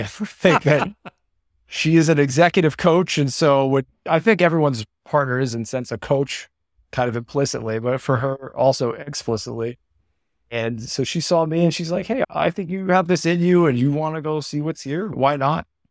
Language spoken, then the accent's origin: English; Connecticut, United States; moved away as an adult; now in Los Angeles, United States; I'm from Connecticut. I'm from a small suburb n, near New Haven